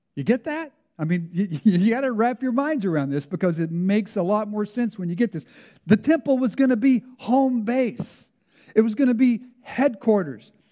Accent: United States; now in Canada; my home country

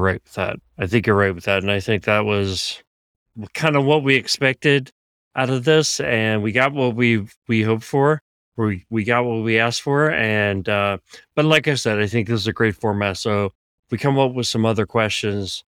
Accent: Philadelphia, Pennsylvania, United States; moved away; I grew up in Philadelphia

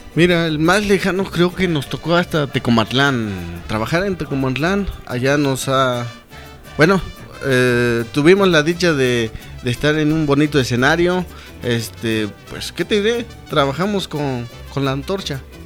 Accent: Zacapoaxtla, Puebla, Mexico; somos originarios de Zacapuazla, de la colonia Insurgentes. De ahí, de ahí, nativos de ahí.

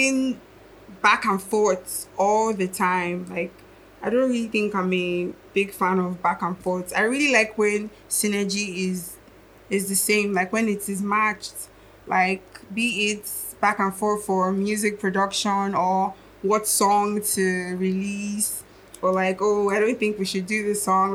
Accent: Akwa Ibom, Nigeria; also born or lived in Lagos; I was born in Lagos, but I didn't grow up in Lagos. I grew up in the south of Nigeria, Akwa Ibom

